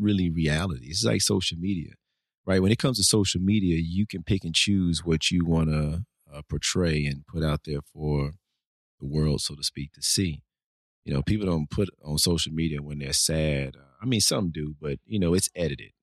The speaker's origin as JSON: {"language": "English", "town": "Nashville", "region": "Tennessee", "country": "United States", "tie": "born or raised there", "also_born_or_lived": "Fort Lauderdale, Florida", "said": "born and raised in Nashville"}